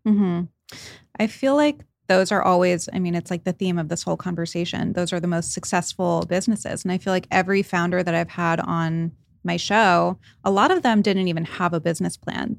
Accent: Rhode Island, United States; I grew up in Rhode Island

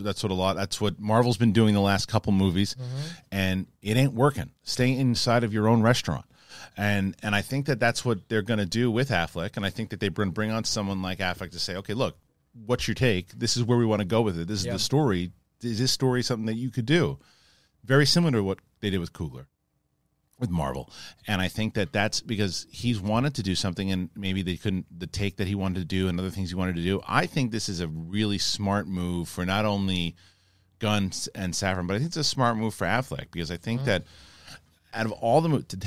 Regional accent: Boston, Massachusetts, United States; I'm definitely from Boston, and all that stuff too.

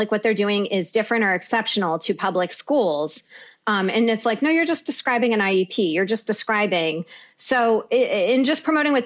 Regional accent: Western Pennsylvania, United States; now in New York City, United States; the majority of my family is in Western Pennsylvania, and I feel so detached. I love my hometown

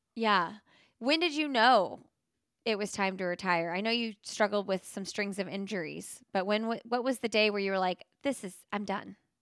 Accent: Indianapolis, Indiana, United States; now in North Carolina, United States; I'm from Indianapolis

